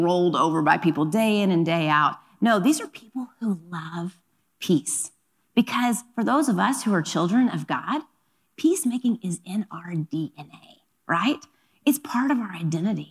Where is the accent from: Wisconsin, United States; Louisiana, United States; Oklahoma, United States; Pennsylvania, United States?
Oklahoma, United States; now in Los Angeles, United States; I grew up in Oklahoma, so we're going to take a moment to give a nod to my Oklahoma roots